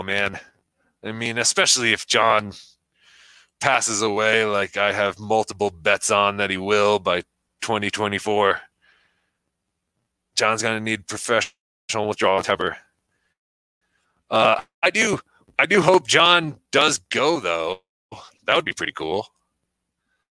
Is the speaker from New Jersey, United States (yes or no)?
yes; New Jersey, United States; now in Colorado, United States; I currently reside in the mountains of Colorado, but I'm from New Jersey.